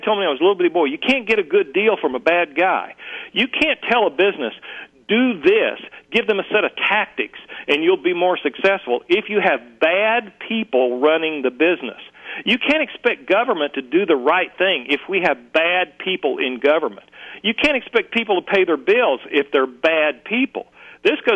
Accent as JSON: {"language": "English", "town": "Muskogee", "region": "Oklahoma", "country": "United States", "tie": "born or raised there", "said": "I grew up dirt poor in Muskogee, Oklahoma."}